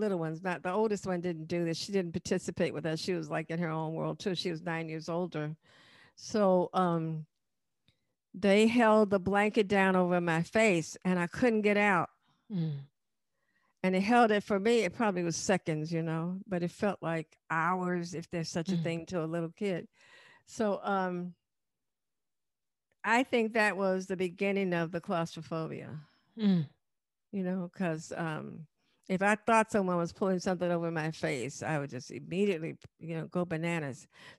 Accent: Chicago, Illinois, United States; In the suburb. It was really not a project in the beginning.

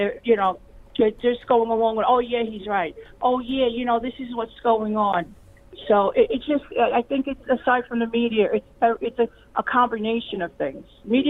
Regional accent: New York, United States; now in Delaware, United States; you could tell I'm a New Yorker.

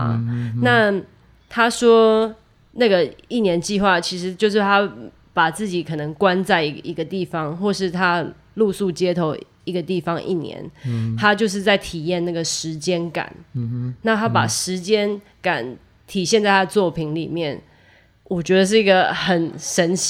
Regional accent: Taiwan; moved away as an adult; now in New York, United States; 我我也是从台湾来的，我在这边念爵士，

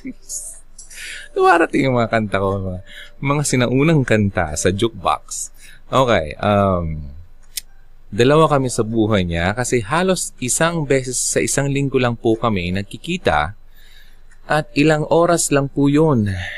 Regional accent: Bicol Region, Philippines; Actually, taga Bicol ako.

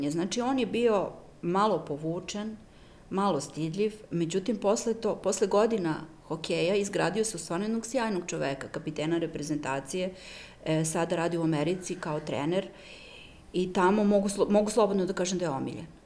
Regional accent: Serbia

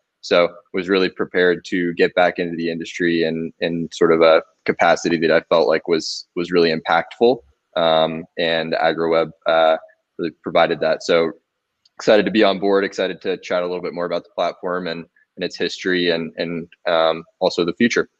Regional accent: San Antonio, Texas, United States; moved away as an adult; also born or lived in Lubbock, Texas / Wyoming; now in Denver, United States; I grew up in San Antonio, Texas, worked on a few different ranches in South Texas growing up, and then went up to Texas Tech and studied natural resources and ranch management.

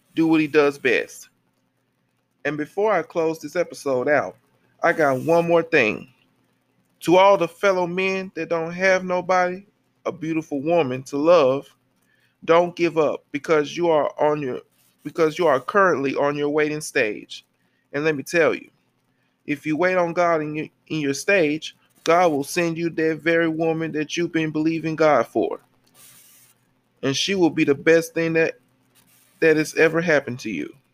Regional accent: Memphis, Tennessee, United States; I was born and raised in my hometown city of Memphis, Tennessee

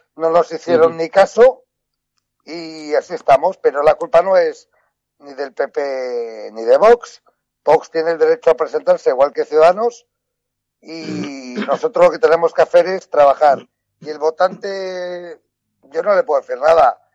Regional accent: Basque Country, Spain; en mi tierra vasca

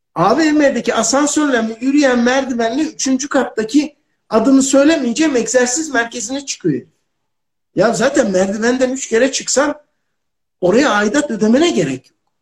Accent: Ankara, Turkey; Biz Ankaralıyız

